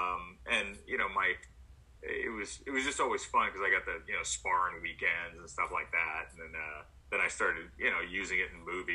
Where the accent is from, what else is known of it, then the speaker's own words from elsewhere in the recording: New Orleans, Louisiana, United States; I'm from New Orleans